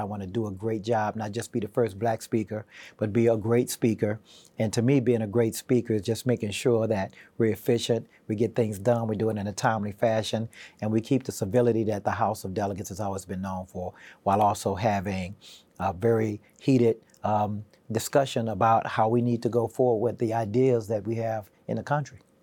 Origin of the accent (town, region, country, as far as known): Houston, Texas, United States; born or raised there; also born or lived in Wilmington; now in Virginia, United States